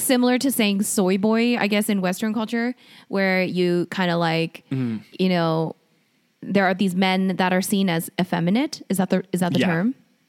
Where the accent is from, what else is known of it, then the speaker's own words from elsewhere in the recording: South Korea; I'm from Korea